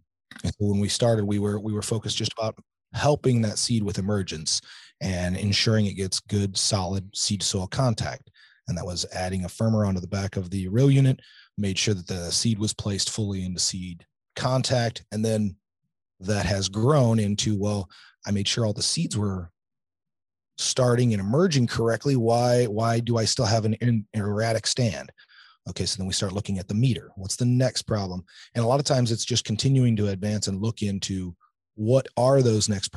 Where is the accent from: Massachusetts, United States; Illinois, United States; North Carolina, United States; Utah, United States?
Illinois, United States; central; I grew up in central Illinois, right here, about an hour or two north of here.